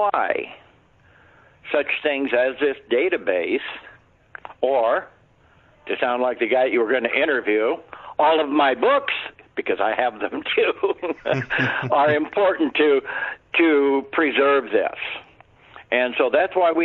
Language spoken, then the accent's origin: English; Montana, United States; I was from Montana